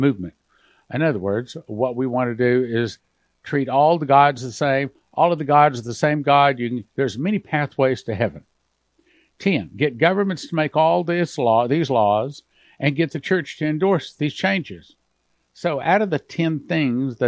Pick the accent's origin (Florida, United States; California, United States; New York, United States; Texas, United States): Texas, United States; West; When I was growing up in West Texas